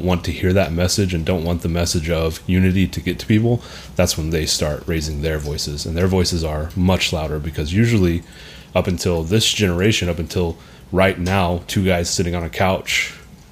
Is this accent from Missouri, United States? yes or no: no; Hamilton, Texas, United States; I'm from Hamilton, Texas.